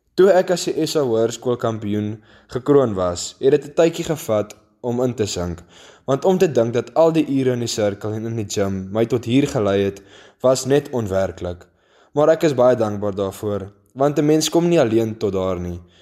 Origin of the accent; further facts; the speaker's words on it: Ceres, Western Cape, South Africa; ek kom van Ceres af.